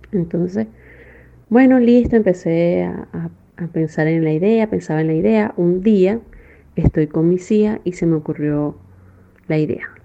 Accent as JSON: {"language": "Spanish", "country": "Venezuela", "moved": "yes", "said": "yo me vine enferma de Venezuela y bueno, gracias a Dios ya estoy sana aquí con el tratamiento que me han dado"}